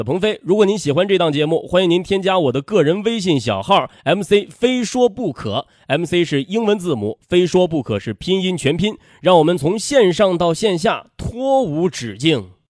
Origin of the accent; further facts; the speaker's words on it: Henan, China; accent: Henan dialect; 今儿这期节目我是真的可想用河南话全程给说下来。